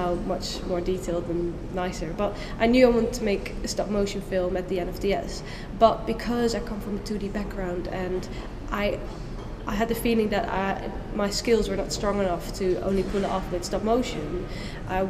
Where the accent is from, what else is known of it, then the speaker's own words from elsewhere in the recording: Netherlands; moved away as an adult; now in United Kingdom; I went to an art school in the Netherlands. I come from the Netherlands